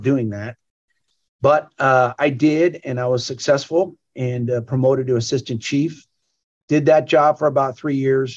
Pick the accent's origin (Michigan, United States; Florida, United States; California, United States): California, United States; Camarillo; moved away as an adult; now in Grand Prairie, United States; I grew up in Camarillo, California.